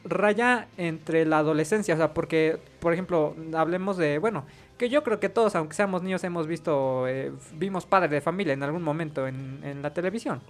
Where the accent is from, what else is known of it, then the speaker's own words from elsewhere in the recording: Mexico; Como mexicanos